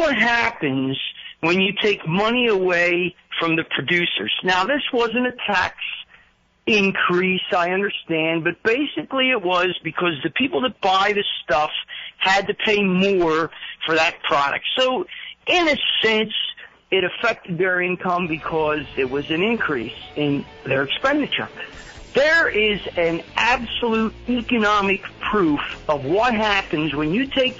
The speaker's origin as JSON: {"language": "English", "region": "New Jersey", "country": "United States", "moved": "yes", "said": "originally, I'm from South Jersey"}